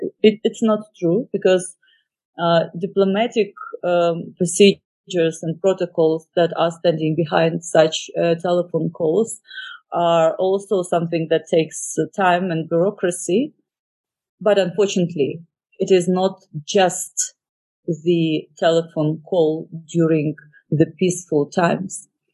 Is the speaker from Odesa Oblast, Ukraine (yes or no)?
yes; Odesa, Odesa Oblast, Ukraine; I grew up in Odessa. I graduated from the school in Odessa region because my father was a military man.